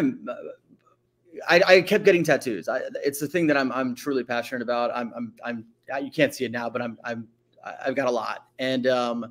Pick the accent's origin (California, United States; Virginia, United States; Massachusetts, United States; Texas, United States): Virginia, United States; Arlington; also born or lived in Washington, District of Columbia, United States / Alexandria, Virginia; I grew up all the way through high school in Northern Virginia. First in the city of Arlington, and then I went to high school in Alexandria